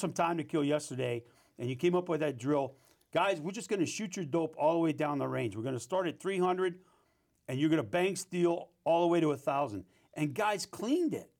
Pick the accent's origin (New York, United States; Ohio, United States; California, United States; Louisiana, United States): Louisiana, United States; New Orleans; moved away; also born or lived in Mississippi; I, I grew up in New Orleans and, and, uh, my mom and grandparents raised me in a Catholic school, and then I moved up to Mississippi, got raised in a Baptist society up there